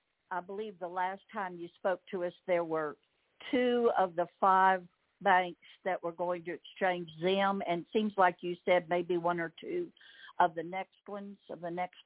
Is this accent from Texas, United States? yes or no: yes; Texas, United States; moved away; also born or lived in Arkansas; No, I was born in Texas. I was transplanted to Arkansas, but I'm a born and bred Texan.